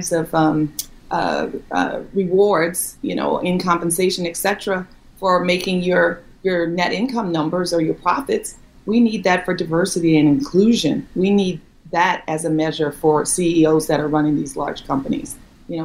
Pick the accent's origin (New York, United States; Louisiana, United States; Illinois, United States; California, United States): Louisiana, United States; New Orleans; I'm from New Orleans and the daughter of a teacher